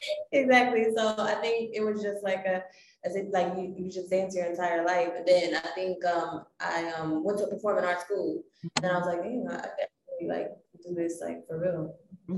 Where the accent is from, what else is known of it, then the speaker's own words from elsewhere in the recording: South Korea; also born or lived in New York; now in Los Angeles, United States; I'm originally from South Korea and I moved to New York in 2012, and now I'm located in LA.